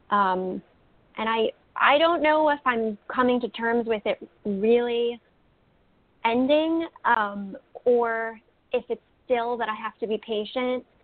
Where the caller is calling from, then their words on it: New Jersey, United States; I'm calling from New Jersey.